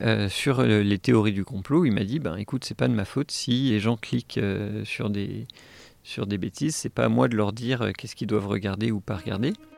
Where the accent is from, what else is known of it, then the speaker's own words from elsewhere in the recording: Saint-Étienne, Auvergne-Rhône-Alpes, France; moved away; also born or lived in Los Angeles; je suis né à Saint-Étienne